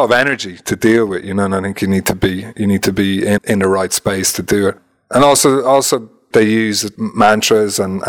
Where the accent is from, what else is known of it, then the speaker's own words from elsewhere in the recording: Ireland; being Irish